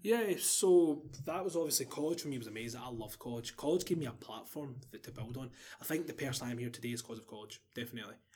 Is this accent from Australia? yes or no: no; Glasgow, Scotland, United Kingdom